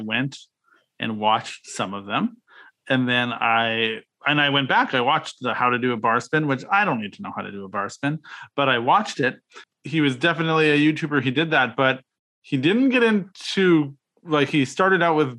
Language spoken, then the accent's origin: English; Canada; I'm Canadian